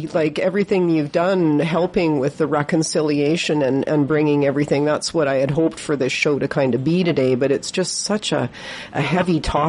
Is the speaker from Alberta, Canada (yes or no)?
no; Victoria, British Columbia, Canada; I was raised in Victoria